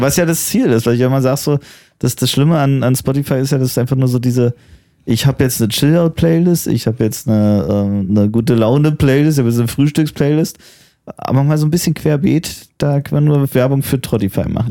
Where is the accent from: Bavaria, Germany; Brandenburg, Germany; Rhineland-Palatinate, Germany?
Brandenburg, Germany; Potsdam; ich bin ein bisschen stolz auf meine Heimatstadt